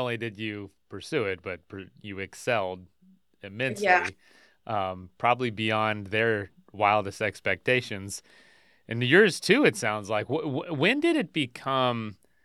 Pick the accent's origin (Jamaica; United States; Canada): United States; the American South; I'm from the American South